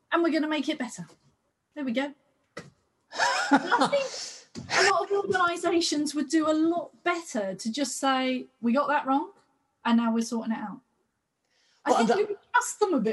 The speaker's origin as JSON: {"language": "English", "country": "United Kingdom", "said": "here in Britain, maybe it's because we're British."}